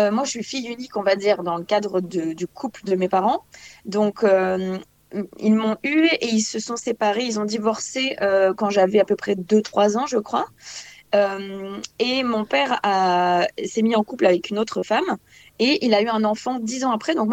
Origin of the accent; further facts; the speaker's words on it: France; now in Belgium; Euh, je suis française, mais là, en ce moment, j'habite en Belgique.